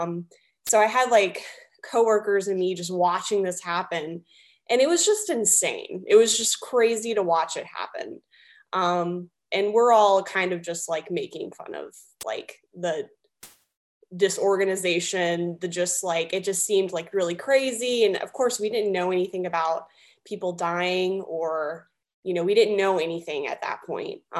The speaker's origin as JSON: {"language": "English", "region": "the South", "country": "United States", "said": "Um, we're both from the South."}